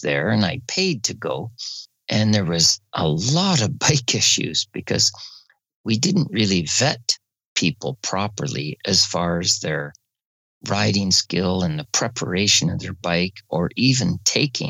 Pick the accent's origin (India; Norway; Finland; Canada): Canada; Barrie, Ontario; I'm from Barrie, Ontario, Canada, and I'm a motorcycle instructor